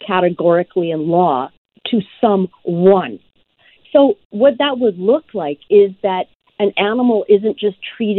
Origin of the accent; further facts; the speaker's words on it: Tanzania; moved away; I was born in Africa. And so, you know, before I was born, we had animals in our home, and I was born not too far from the Serengeti.